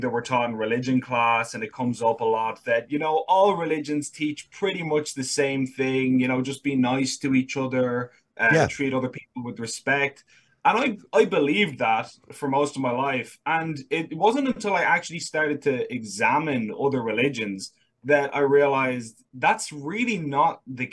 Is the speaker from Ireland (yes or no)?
yes; Dublin, Leinster, Ireland; I was born in Ireland, born and raised in Dublin